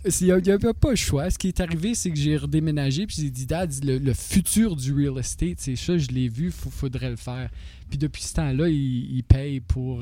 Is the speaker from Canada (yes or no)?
yes; North Bay, Ontario, Canada; also born or lived in Toronto; Je venais de North Bay